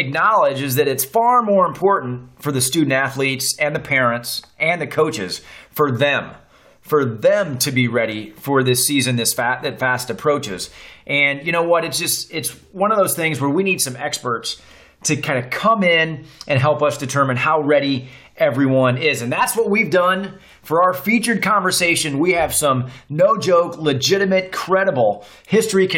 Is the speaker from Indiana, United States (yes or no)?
yes; Indiana, United States; now in Atlanta, United States; I'm from Indiana